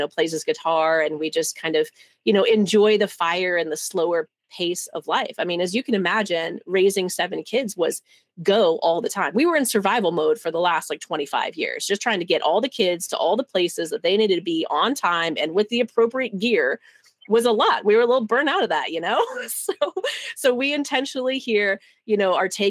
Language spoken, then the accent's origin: English; Kansas, United States; moved away as an adult; also born or lived in Arizona; I grew up in Kansas, and I intentionally left there in 2007 and went to Arizona because I just don't like cold